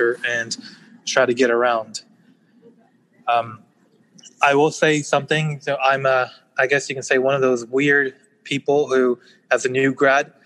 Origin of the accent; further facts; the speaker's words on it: Texas, United States; also born or lived in Pakistan; I was born in Pakistan, and I moved here when I was three, so essentially raised here in Texas